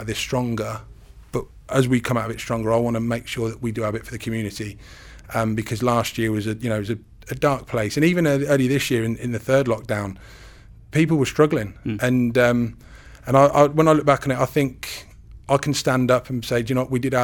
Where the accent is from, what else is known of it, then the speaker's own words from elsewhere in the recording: Northamptonshire, East Midlands, United Kingdom; Northamptonshire's my hometown.